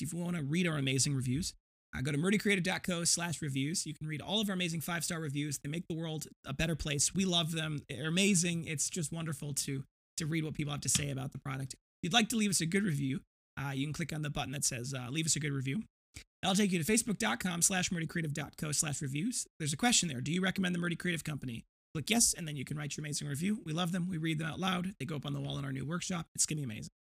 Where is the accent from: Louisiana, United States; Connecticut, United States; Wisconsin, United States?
Wisconsin, United States; Janesville; my hometown of Janesville, not that far away